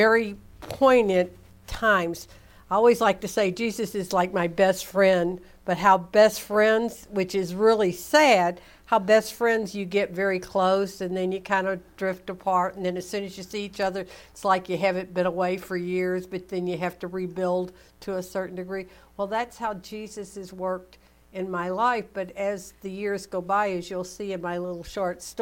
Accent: the Baptist Belt, Southern United States, United States; growing up in the Baptist Belt

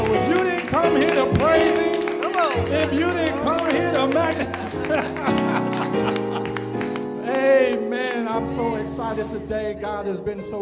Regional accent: Indianapolis, Indiana, United States; moved away; Indianapolis, my hometown.

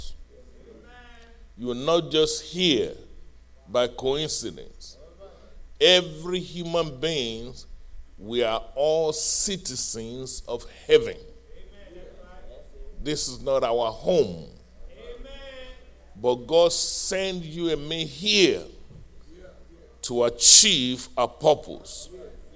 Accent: Nigeria; moved away as an adult; also born or lived in Fayetteville, Arkansas; now in United States; when I was growing up in Nigeria

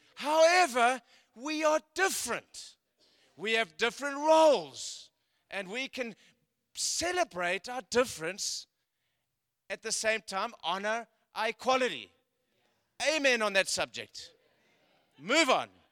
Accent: South Africa; moved away; I come from South Africa. I was born in South Africa

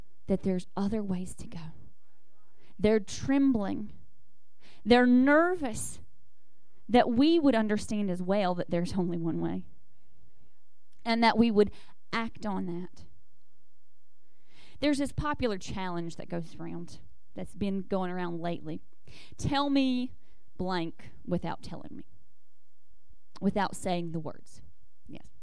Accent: the South, United States; I grew up in the South

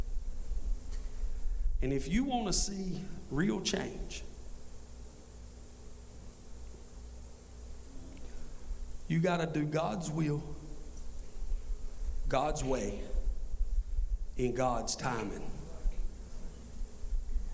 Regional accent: Scotland County, North Carolina, United States; I'm from Scotland County

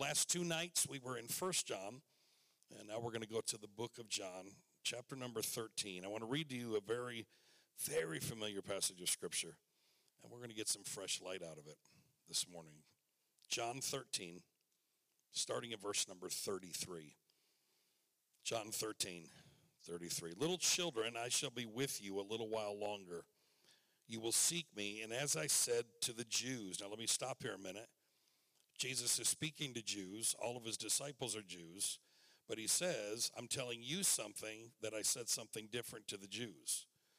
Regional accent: Michigan, United States; I was sitting in Michigan in my hometown

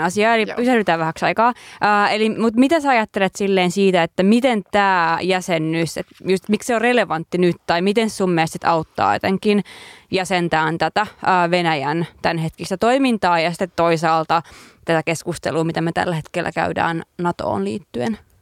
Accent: Lievestuore, Central Finland, Finland; kotikylässäni Lievestuoreella

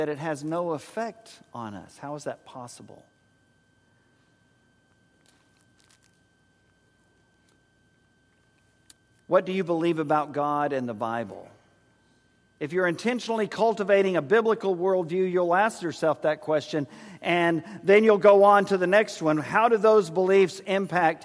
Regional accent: San Antonio, Texas, United States; In our house growing up in San Antonio

